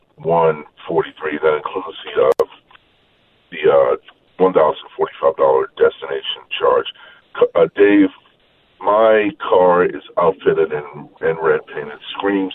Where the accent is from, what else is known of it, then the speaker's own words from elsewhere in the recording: Baltimore, Maryland, United States; I grew up in Baltimore